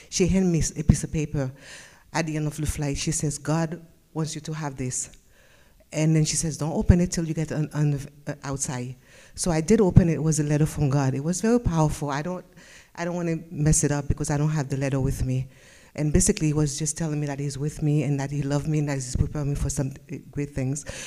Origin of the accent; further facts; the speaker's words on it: West Palm Beach, Florida, United States; I'm from West Palm and my testimony is sitting in the back.